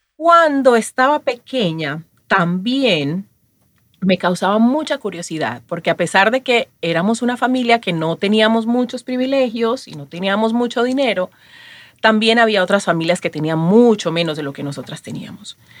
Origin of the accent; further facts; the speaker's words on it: Chocó, Colombia; moved away as an adult; now in Miami, United States; Nací en Colombia, en una región muy pobre llamada El Chocó.